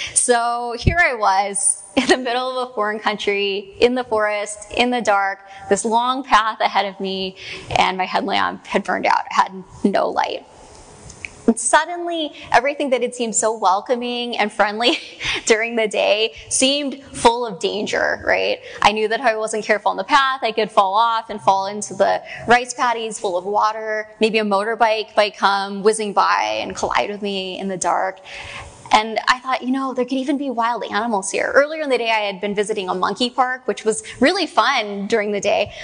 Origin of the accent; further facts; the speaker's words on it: Mill Creek, Washington, United States; I'm actually from here, just down the street, like just down on 164th in Mill Creek